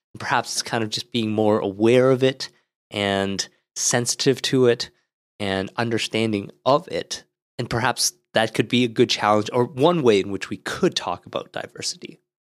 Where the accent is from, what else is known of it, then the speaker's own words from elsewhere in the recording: Ottawa, Ontario, Canada; when I grew up in Ottawa